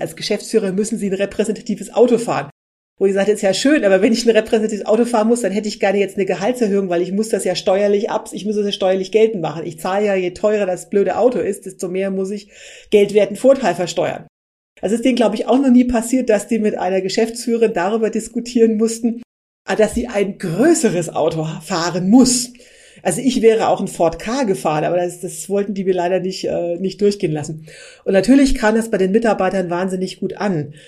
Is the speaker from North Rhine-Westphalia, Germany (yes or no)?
no; Berlin, Germany; wir sind beide aus Berlin